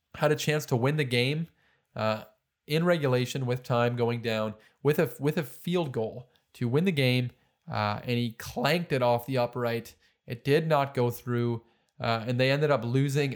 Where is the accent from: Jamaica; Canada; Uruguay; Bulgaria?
Canada; also born or lived in Detroit, Michigan; Joe and I were Canadians, born and raised in Canada.